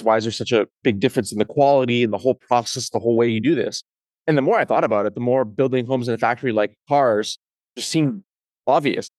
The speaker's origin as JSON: {"language": "English", "country": "Canada", "tie": "born or raised there", "said": "I grew up in Canada"}